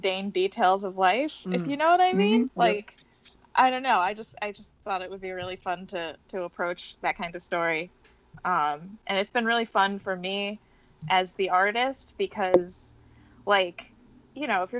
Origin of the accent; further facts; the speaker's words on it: New York, United States; As a New Yorker